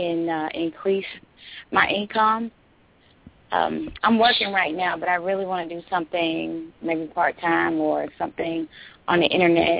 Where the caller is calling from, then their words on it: Atlanta, Georgia, United States; I'm calling from Atlanta, Georgia.